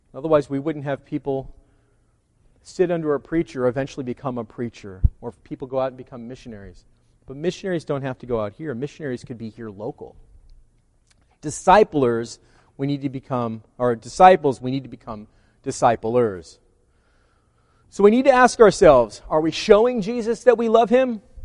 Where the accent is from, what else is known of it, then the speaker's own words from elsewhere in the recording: California, United States; I'm a Californian